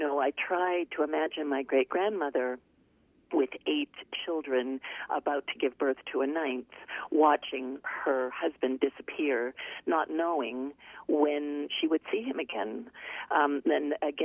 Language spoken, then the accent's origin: English; Canada; I grew up in Canada, but every summer we would visit New York